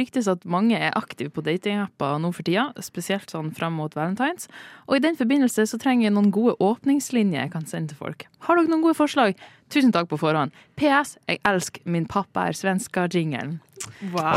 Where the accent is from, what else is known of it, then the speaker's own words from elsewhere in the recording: near Mo i Rana, Nordland, Norway; accent: northern Norwegian dialect; moved away; en av mine egne fra litt utafor Mo i Rana